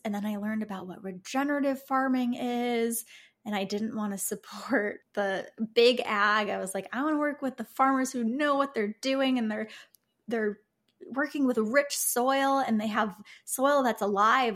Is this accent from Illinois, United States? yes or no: yes; Chicago, Illinois, United States; moved away; I lived in Chicago. I grew up in Chicago.